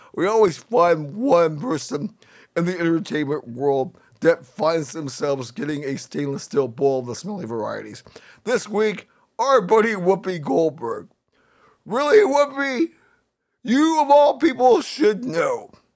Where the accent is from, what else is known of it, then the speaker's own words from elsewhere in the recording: Northern California, United States; I grew up in Northern California